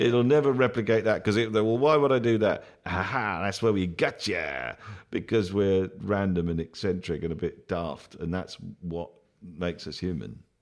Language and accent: English; Bath, South West England, United Kingdom; in my hometown when I grew up in Bath